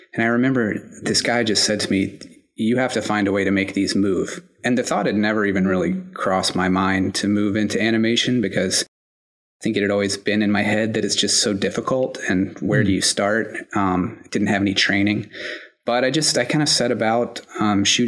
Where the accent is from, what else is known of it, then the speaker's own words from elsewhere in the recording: South Carolina, United States; now in New York, United States; I was born in South Carolina, of all places, but I've been in New York for the past 8 years or so